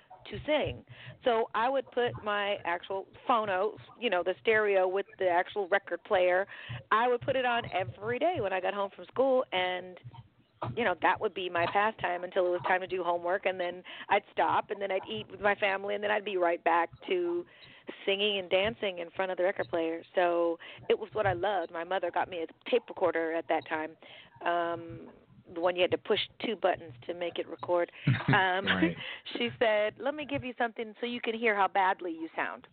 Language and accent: English; San Diego, California, United States; also born or lived in San Francisco; when I was growing up in San Diego, I was born in San Francisco, but I lived in San Diego for a good amount of time